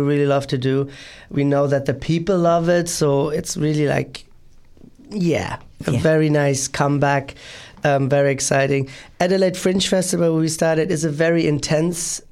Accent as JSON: {"language": "English", "region": "Berlin", "country": "Germany", "tie": "born or raised there", "said": "Berlin is a very touristic, my hometown is a very touristic place"}